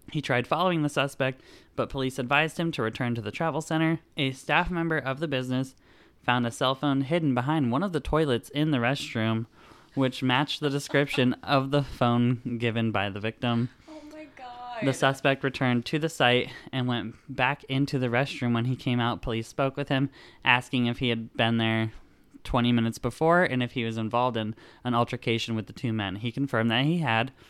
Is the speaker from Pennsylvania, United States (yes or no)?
yes; Sykesville, Pennsylvania, United States; born or raised there